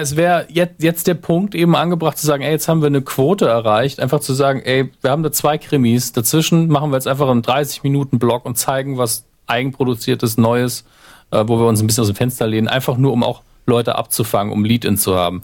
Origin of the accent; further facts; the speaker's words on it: Saarland, Germany; meine Heimat, am nächsten im Saarland liegt